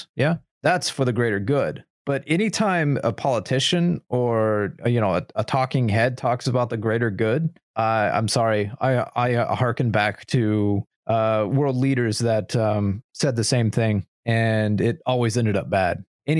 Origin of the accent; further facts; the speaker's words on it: United States; as an American